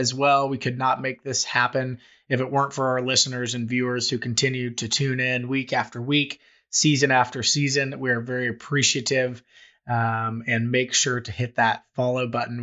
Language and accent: English; Kansas City, United States; also born or lived in Missouri; born and raised in Kansas City, I've lived in both Kansas and Missouri